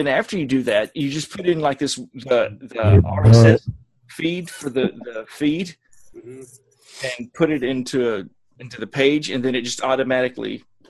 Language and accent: English; Southern US, United States; accent: Southern; my Southern accent.